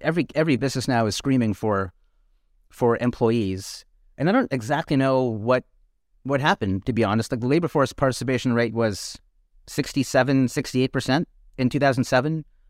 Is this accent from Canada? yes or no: yes; Canada; now in United States; I grew up in Canada